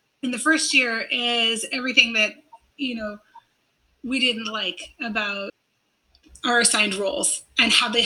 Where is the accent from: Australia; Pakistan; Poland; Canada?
Canada; also born or lived in Louisiana / Korea; I'm originally from Canada